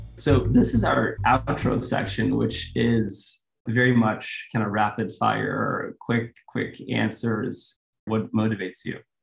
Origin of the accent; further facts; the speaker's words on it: Sweden; moved away; I'm originally from Sweden